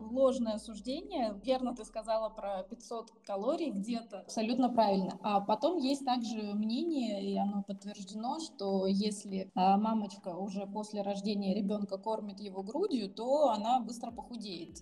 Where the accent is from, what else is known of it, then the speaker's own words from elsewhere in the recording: Siberia, Russia; now in Moscow, Russia; Мы оба сибиряки э, и живем в Москве